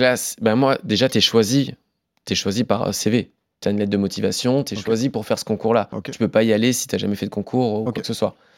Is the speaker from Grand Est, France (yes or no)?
yes; Forbach, Grand Est, France; now in Paris, France; Je suis originaire de Forbach